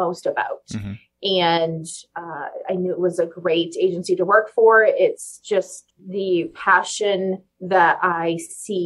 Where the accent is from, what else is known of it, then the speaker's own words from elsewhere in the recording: Bangor, Maine, United States; I was born and raised right here in Bangor